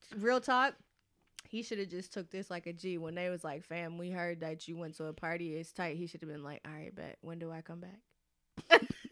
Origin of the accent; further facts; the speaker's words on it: Atlanta, Georgia, United States; I grew up in Atlanta